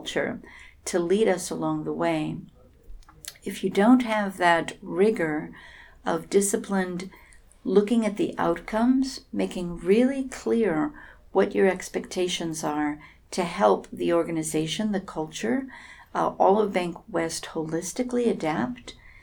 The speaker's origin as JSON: {"language": "English", "town": "San Francisco", "region": "California", "country": "United States", "said": "I'm from Silicon Valley, San Francisco"}